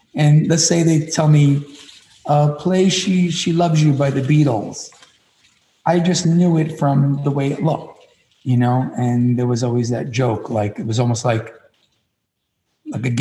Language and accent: English; New York City, New York, United States; I was born and raised in Williamsburg, Brooklyn, where all the trendiness is now.